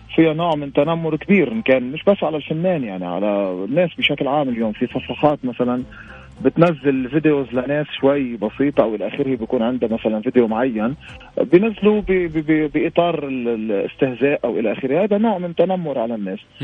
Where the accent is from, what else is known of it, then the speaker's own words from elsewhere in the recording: Lebanon; عندنا بلبنان